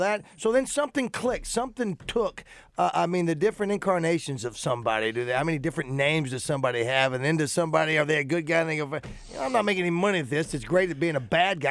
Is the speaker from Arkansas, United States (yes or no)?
yes; Hot Springs, Arkansas, United States; I, am born and raised in Hot Springs